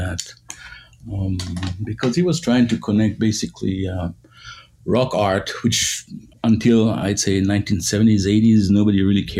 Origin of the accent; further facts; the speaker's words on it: Israel; moved away as an adult; now in United States; I was born in Israel, studied architecture. Came to the United States about 25 years ago